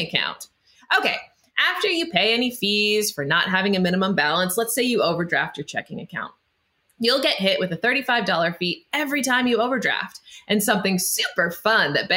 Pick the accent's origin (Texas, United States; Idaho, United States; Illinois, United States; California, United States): Idaho, United States; I grew up in Idaho